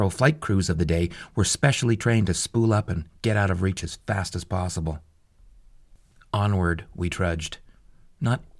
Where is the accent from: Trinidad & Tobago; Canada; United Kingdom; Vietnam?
Canada; Calgary, Alberta; If you draw a line roughly through the North Pole from my hometown of Calgary, Alberta, and follow it across the Arctic to 60 degrees north on the other side of the planet